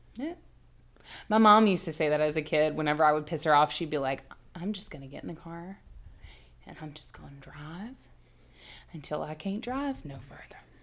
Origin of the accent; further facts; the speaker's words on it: the South, United States; We're from the South